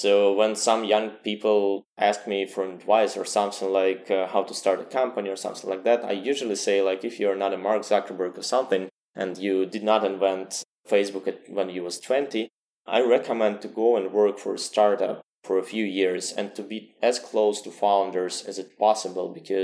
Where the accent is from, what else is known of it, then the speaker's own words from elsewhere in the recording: Saint Petersburg, Russia; I was born in St. Petersburg, great city, a little bit colder